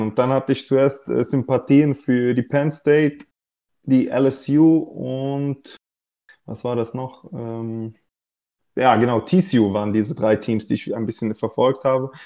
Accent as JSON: {"language": "German", "country": "Switzerland", "said": "ich komme aus der Schweiz"}